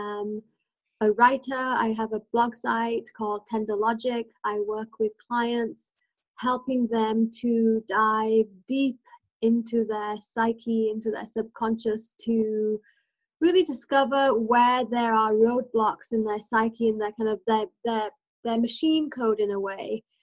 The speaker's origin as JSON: {"language": "English", "region": "England", "country": "United Kingdom", "tie": "born or raised there", "also_born_or_lived": "India", "moved": "yes", "lives_now": "New Mexico, United States", "said": "I was born in India and I grew up in England, back and forth. And I've been here in New Mexico now for 24 years"}